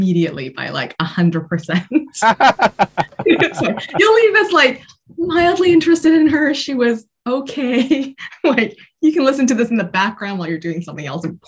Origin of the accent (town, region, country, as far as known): Canada; moved away as an adult; now in United Kingdom